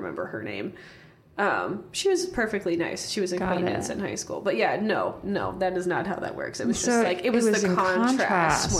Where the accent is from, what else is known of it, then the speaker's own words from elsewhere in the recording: Warsaw, Indiana, United States; I'm from Warsaw, Indiana